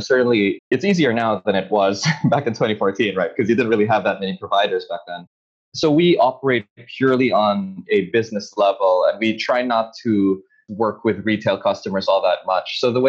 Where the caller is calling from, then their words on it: Manila, Metro Manila, Philippines; I'm calling in from Manila in the Philippines